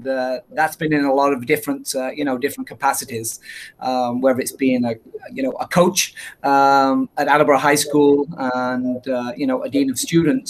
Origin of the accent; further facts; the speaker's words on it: England, United Kingdom; moved away; being from England, people make fun of my accent